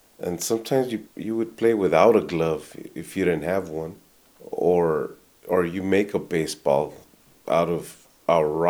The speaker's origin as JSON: {"language": "English", "town": "Douglas", "region": "Arizona", "country": "United States", "tie": "born or raised there", "also_born_or_lived": "Tucson, Arizona", "said": "We came up from Douglas to Tucson"}